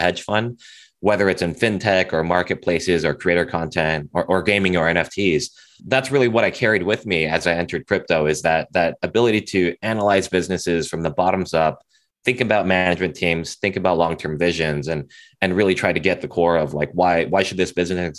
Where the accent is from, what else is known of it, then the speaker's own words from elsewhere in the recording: Cupertino, California, United States; I grew up in Cupertino, California, so in the heart of Silicon Valley.